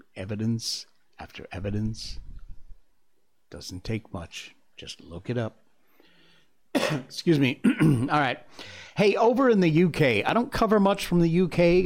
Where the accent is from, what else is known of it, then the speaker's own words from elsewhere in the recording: United States; I'm an American